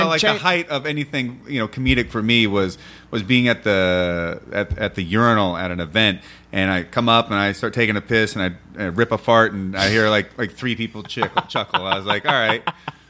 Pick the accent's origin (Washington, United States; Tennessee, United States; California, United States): Washington, United States; I'm from Washington.